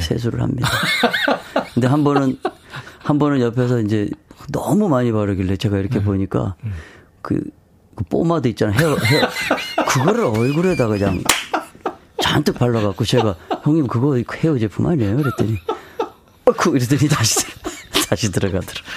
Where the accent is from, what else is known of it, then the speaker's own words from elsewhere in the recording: Jeju, South Korea; 제가 고향이 제주도 아니에요